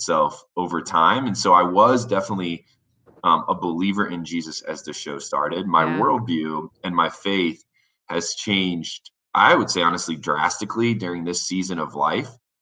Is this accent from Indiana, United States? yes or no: yes; Warsaw, Indiana, United States; moved away as an adult; now in Denver, United States; I grew up in Indiana